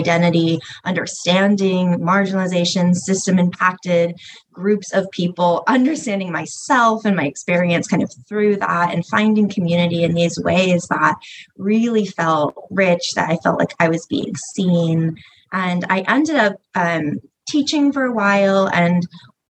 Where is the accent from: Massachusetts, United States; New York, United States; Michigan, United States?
Massachusetts, United States; small town off Cape Cod; I was raised in a super small town off of Cape Cod in Massachusetts